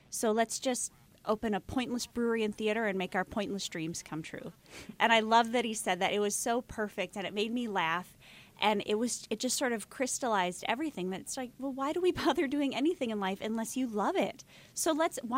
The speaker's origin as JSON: {"language": "English", "town": "Minneapolis", "region": "Minnesota", "country": "United States", "moved": "as an adult", "said": "Well, it's partly because we're transplants. Um, we're from Minneapolis"}